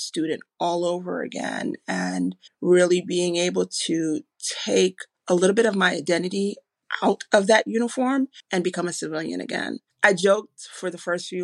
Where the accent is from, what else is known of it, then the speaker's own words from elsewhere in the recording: New York, United States; I'm a New Yorker